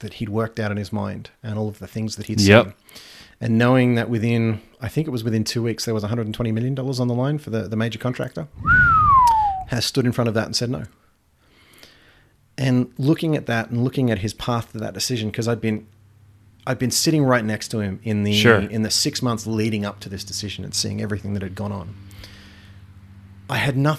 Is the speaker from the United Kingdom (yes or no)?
no; Geelong, Victoria, Australia; also born or lived in Sydney / Darwin; So I was born just outside of Melbourne.